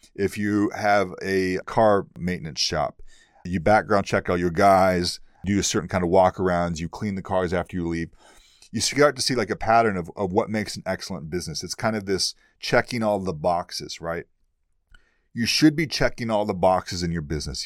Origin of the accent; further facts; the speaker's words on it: East Texas, United States; moved away; I'm from East Texas originally. I'm from the boondocks. I'm from the deep south.